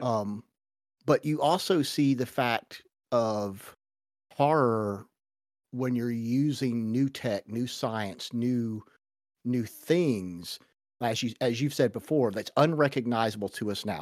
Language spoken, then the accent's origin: English; United States; as an American